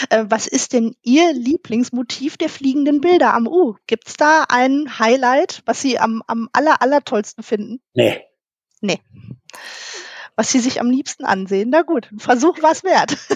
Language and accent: German; Dortmund, North Rhine-Westphalia, Germany; ich bin ja als Dortmunder Mädchen immer total beruhigt, wenn ich in die Stadt komme und direkt das U sehe